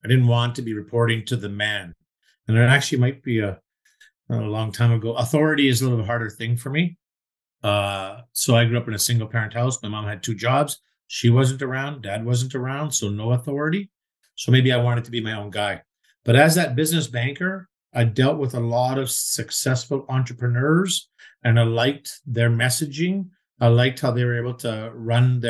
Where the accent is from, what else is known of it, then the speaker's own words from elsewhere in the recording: Vancouver, British Columbia, Canada; also born or lived in Toronto; I'm a born and bred Vancouverite